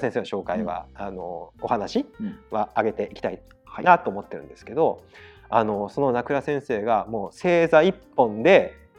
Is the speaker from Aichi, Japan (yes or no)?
yes; Aichi, Japan; あの我々愛知県人なんですけど